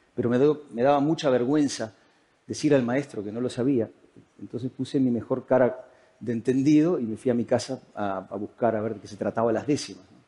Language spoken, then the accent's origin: Spanish; Uruguay; moved away as an adult; now in Spain